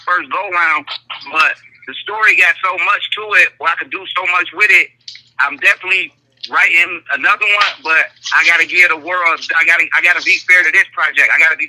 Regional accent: Inkster, Michigan, United States; I'm from Inkster, Michigan. That's 20 minutes outside of Detroit.

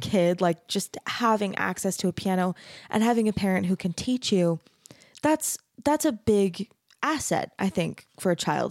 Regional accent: Mesa, Arizona, United States; I grew up in Mesa

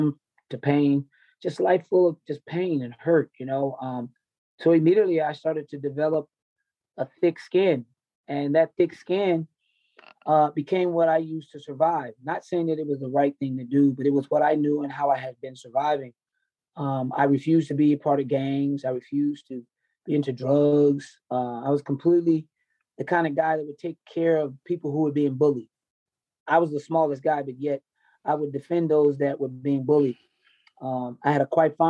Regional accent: Nashville, Tennessee, United States; moved away; also born or lived in Dayton, Ohio / Long Beach, California; I grew up in Nashville, Tennessee. I was born in Dayton, Ohio

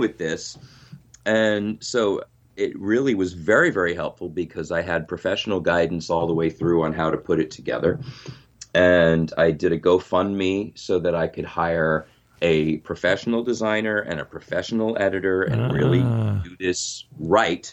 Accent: Long Island, New York, United States; moved away as an adult; now in Nashville, United States; I grew up in New York on Long Island and moved to Tennessee in 2005

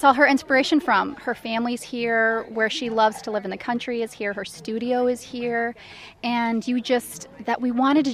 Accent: Dallas, Texas, United States; moved away as an adult; now in Orange Grove, United States; Originally from Dallas, but I live in Orange Grove

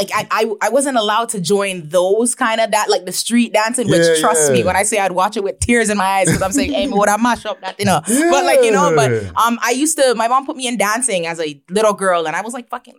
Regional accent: Toronto, Ontario, Canada; I was born and raised my childhood in Toronto, and I moved to Brampton. I started grade 8 in Brampton.

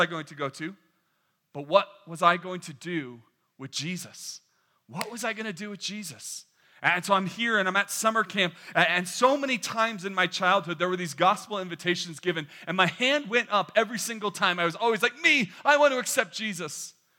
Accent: New York, United States; born there; if I were to tell you that I was born not in California but in the great state of New York, that is a true story. That is where I was born.

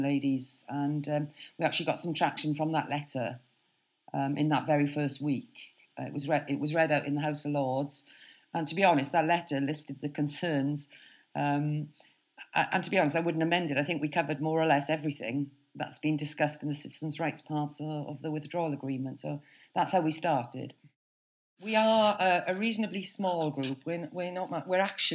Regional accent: Wales, United Kingdom; moved away as an adult; I was brought up in Wales

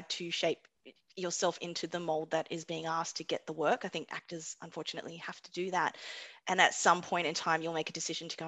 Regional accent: Australia; I was like, I can't even get cast as Australian.

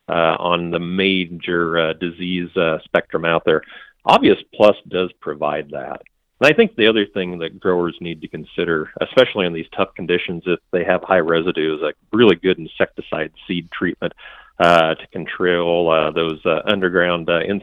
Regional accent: Iowa, United States; I'm from Iowa, I'm actually in central Nebraska today

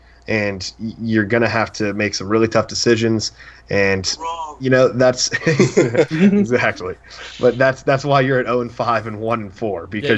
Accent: West Virginia, United States; I'm from West Virginia

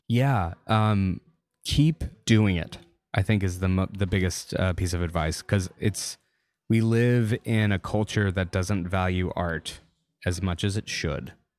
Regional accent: Louisiana, United States; moved away; also born or lived in Austin, Texas; growing up in Louisiana

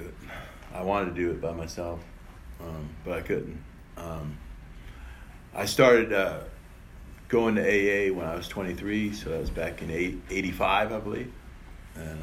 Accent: New York, United States; also born or lived in Ireland; I was born in Ireland. I was adopted in New York

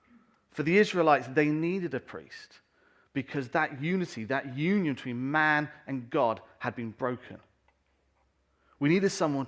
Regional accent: England, United Kingdom; also born or lived in North America; And I remember when we came back, I was about 12 years old, and we came back to this country. And I'm British, I'm English, and I hold on to that very strongly.

